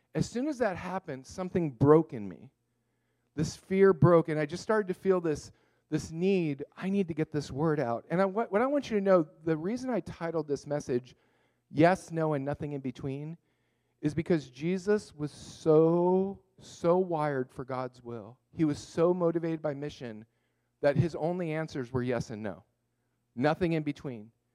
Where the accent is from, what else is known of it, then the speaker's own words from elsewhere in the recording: Montreal, Quebec, Canada; now in Thousand Oaks, United States; I was born in Montreal